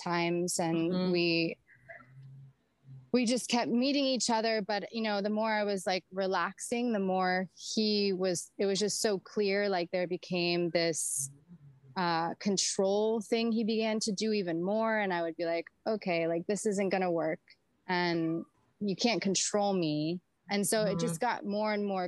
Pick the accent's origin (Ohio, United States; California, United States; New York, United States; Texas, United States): California, United States; Santa Monica; moved away; also born or lived in Miami; I decided to stay in LA area because it's actually where I'm originally from. I was born in Santa Monica